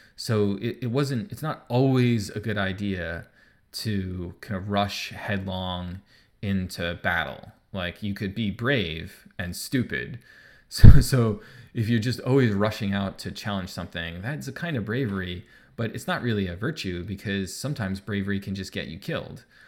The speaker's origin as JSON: {"language": "English", "region": "New York", "country": "United States", "moved": "as an adult", "lives_now": "Ontario, Canada", "said": "I live in Ontario and I'm not from Ontario, I'm from New York."}